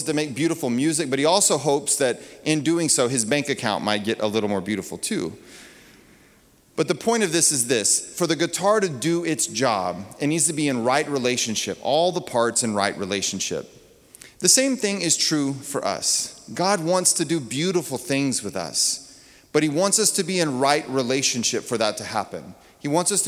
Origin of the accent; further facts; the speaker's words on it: Texas, United States; I grew up in Texas